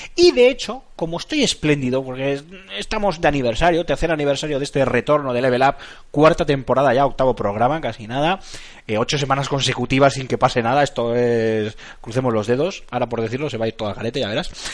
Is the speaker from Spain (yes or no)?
yes; Basque Country, Spain; soy, soy vasco, aquí vivimos el matriarcado